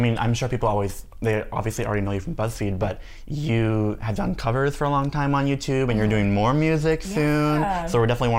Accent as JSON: {"language": "English", "country": "Spain", "said": "I'm from Spain."}